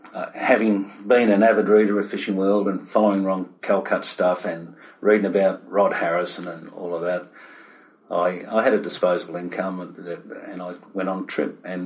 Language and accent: English; Victoria, Australia; moved away as an adult; also born or lived in Melbourne, Australia / Cairns, Australia; now in Port Stephens, Australia; I was born in Victoria.